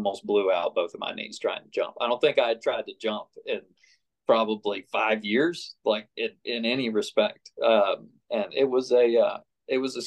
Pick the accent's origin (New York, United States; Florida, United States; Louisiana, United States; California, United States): Florida, United States; Tampa; now in Columbus, United States; I grew up in Innisbrook down in Tampa